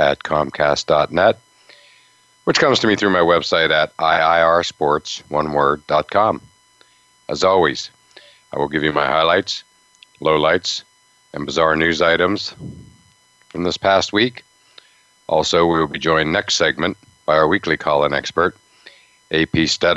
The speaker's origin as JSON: {"language": "English", "region": "Western Pennsylvania", "country": "United States", "tie": "born or raised there", "said": "I grew up on the in Western Pennsylvania on the Steelers-Raiders rivalry"}